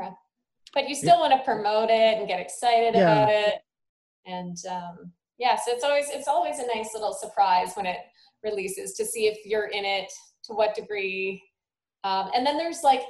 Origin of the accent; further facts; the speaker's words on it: Sault Ste. Marie, Ontario, Canada; also born or lived in Toronto; I'm from Sault Ste. Marie.